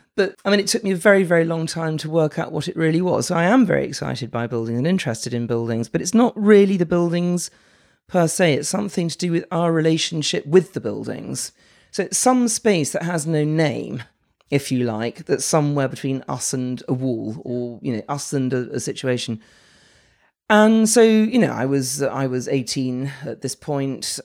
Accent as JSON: {"language": "English", "region": "London", "country": "United Kingdom", "tie": "born or raised there", "said": "I'm from London, born and bred"}